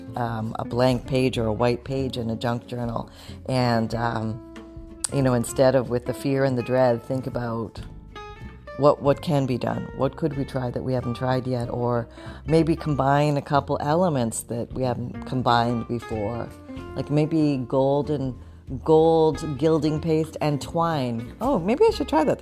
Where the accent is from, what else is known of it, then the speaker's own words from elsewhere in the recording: Canada; now in Florida, United States; I was born in Canada